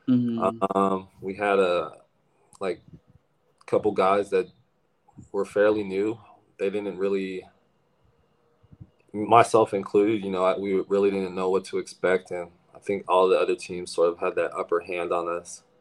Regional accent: Philippines; being me and being Filipino, and I, I have this ability.

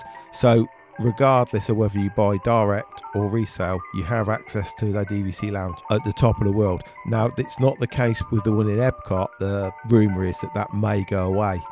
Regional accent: United Kingdom; we're British.

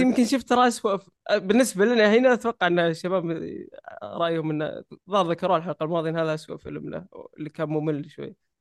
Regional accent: Saudi Arabia; عندنا في السعودية

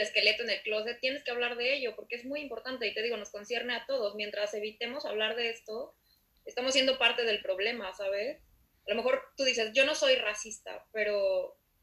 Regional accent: Mexico City, Mexico; nosotras dos eh, venimos de la Ciudad de México

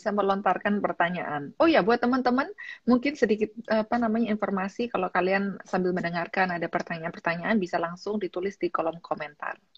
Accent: Malang, East Java, Indonesia; Candy yang dari kota Malang ya, aku juga dari kota Malang.

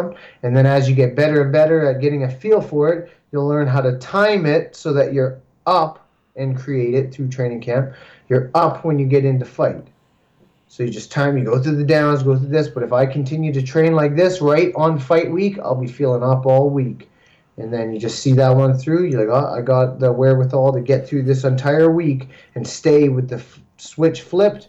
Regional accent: Canada; we're also Canadian fighters

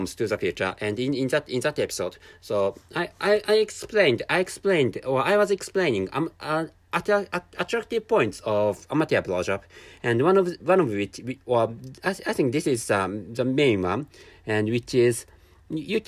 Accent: Japan; first language Japanese; English is a second language; I'm a Japanese person, and my mother tongue is Japanese

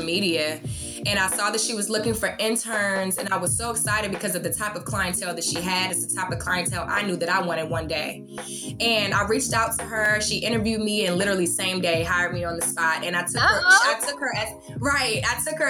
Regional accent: Washington, District of Columbia, United States; moved away as an adult; now in Atlanta, United States; I'm originally from Washington, D.C. I moved down here for college.

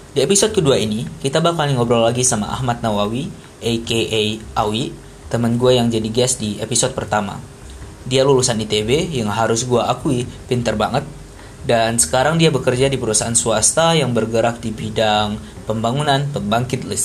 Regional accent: Aceh, Indonesia; Gue asalnya dari dari Aceh, terus apa sih dapat uh, beasiswa buat sekolah di Insan Jenikia Serpong di di Tangerang Selatan

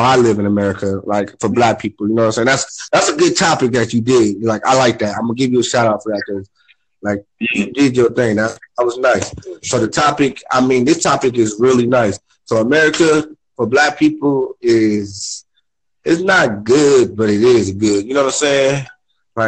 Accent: California, United States; now in Phoenix, United States; I live out here, but I'm not from here. I'm from California

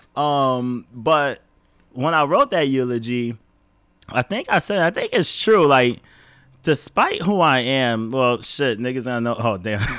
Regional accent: Rochester, New York, United States; now in Boston, United States; we are from Rochester

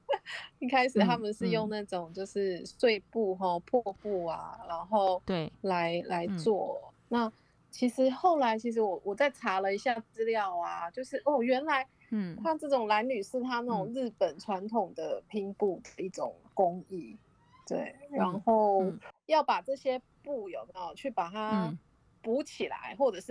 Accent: Taiwan; 台湾人讲女女女工女红

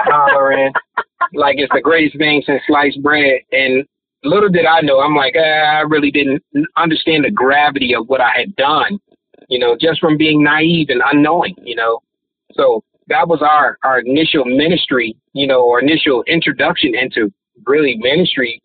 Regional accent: Detroit, Michigan, United States; Growing up in Detroit, we we grew up on opposite sides of town. I grew up on the east side

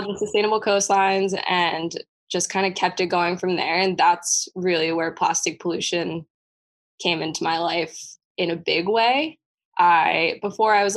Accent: Pennsylvania, United States; moved away as an adult; also born or lived in North Carolina; now in Hawaii, United States; I grew up in Pennsylvania.

